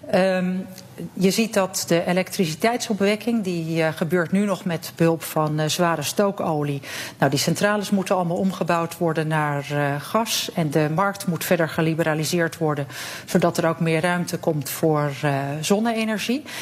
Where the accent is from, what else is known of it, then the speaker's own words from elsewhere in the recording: Netherlands; now in Cyprus; wij hebben als Nederlanders